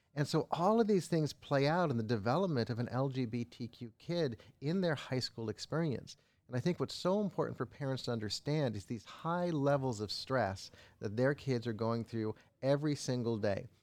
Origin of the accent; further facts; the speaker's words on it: Los Angeles, California, United States; I grew up in Los Angeles, Hollywood Hills